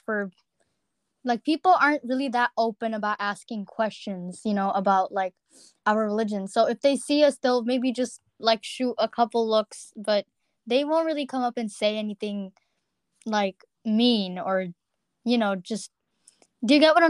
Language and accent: English; California, United States; have also lived in the Bay Area for most of my life. Born and raised in California.